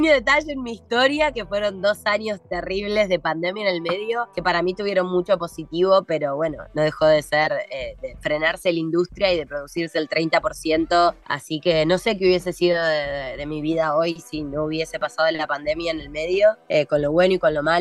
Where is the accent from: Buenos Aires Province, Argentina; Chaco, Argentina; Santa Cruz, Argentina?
Buenos Aires Province, Argentina; Morón; now in Los Angeles, United States; Yo sigo siendo esa Argentina bien argenta, pero soy vegana, entonces para mí conseguir acá, ah, claro, mate todos los días, de hecho creo que tomo más mate acá que cuando vivía en Argentina